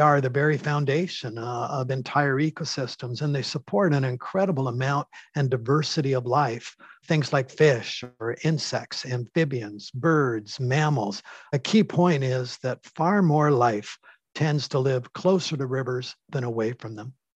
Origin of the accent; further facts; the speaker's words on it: Canada; as a Canadian